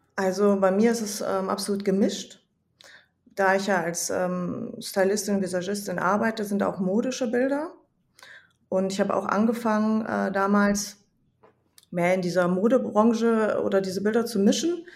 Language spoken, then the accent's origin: German; Hesse, Germany; ich komme aus Hessen. Ich wohne in einer Kleinstadt in der Nähe von Kassel